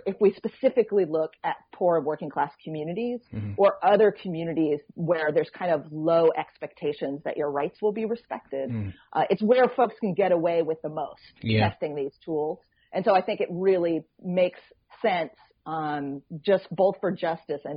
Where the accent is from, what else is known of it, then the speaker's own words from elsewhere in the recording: Troy, New York, United States; Troy, New York, which is my hometown, which is where I live